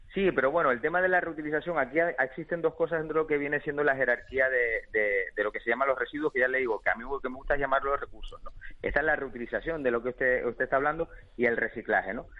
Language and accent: Spanish; Canary Islands, Spain; está genial vivir en Canarias, nosotros somos canarios, nos encanta vivir aquí